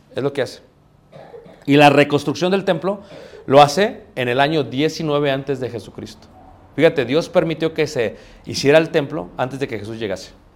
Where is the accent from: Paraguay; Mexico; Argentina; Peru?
Mexico; soy mexicano